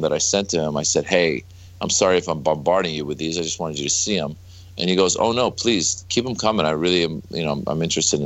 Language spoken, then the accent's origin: English; Northern California, United States; also born or lived in Iran; I grew up in Northern California and there wasn't that many Iranians